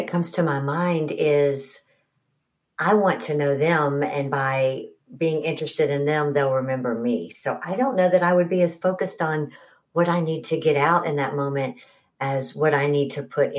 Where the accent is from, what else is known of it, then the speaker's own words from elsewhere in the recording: Huntsville, Alabama, United States; moved away as an adult; also born or lived in Birmingham, Alabama; now in Atlanta, United States; I grew up in Huntsville